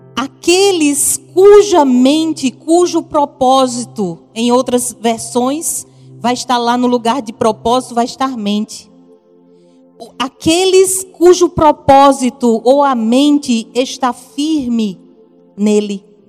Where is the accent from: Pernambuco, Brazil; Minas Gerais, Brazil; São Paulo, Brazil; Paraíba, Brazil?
Paraíba, Brazil; accent: Paraíba; Se você está ouvindo um sotaquezinho diferente, é lá da Paraíba